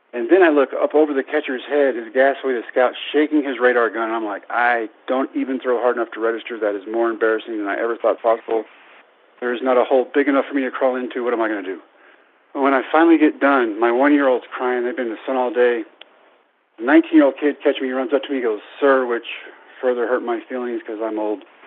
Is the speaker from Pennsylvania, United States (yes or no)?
no; Brownwood, Texas, United States; my hometown of Brownwood at Howard Payne University